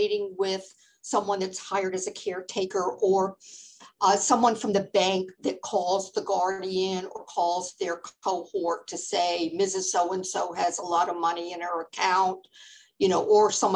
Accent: Florida, United States; moved away as an adult; also born or lived in New York; I grew up in Florida and I had moved to New York

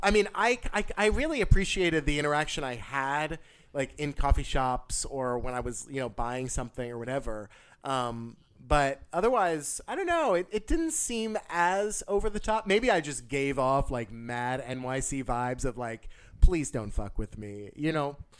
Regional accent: New Jersey, United States; I'm from New Jersey

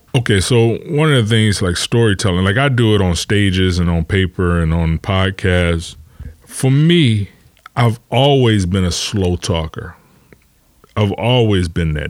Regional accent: Detroit, Michigan, United States; I'm from Detroit

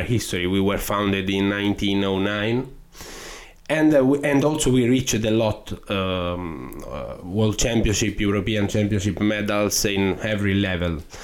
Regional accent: Sicily, Italy; English is a second language; moved away; my destiny uh, was being a lawyer in my hometown

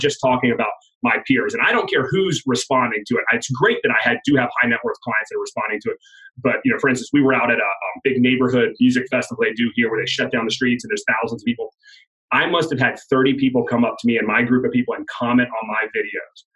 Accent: Georgia, United States; moved away as an adult; I'm from Georgia, born and raised.

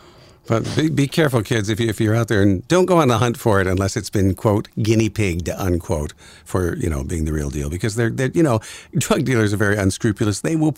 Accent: Canada; I'm Canadian.

